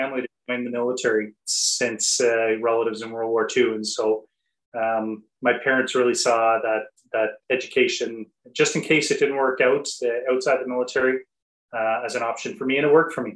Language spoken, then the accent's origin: English; Nova Scotia, Canada; So I am a blue noser by background. So I am from Nova Scotia, grew up, born and raised here.